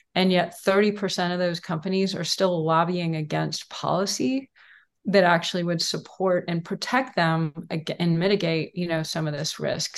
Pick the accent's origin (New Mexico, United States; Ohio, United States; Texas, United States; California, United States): Texas, United States; Houston; I grew up in Houston, Texas